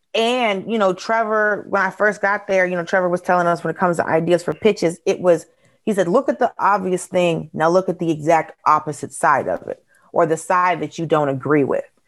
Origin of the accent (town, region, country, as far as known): Georgia, United States; born or raised there